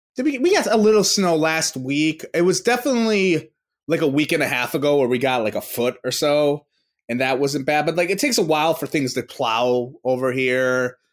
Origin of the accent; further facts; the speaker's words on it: Queens, New York, United States; from Queens.